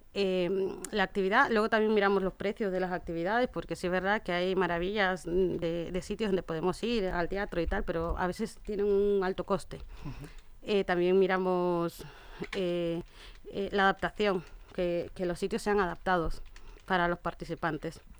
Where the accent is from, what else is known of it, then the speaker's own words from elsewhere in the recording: Ecuador; now in Spain; yo soy de Ecuador y mi madre allí tenía un restaurante